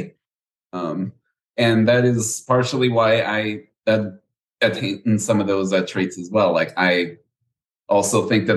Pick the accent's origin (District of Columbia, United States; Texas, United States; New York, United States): Texas, United States; Houston; I was born and raised here in Houston, Texas.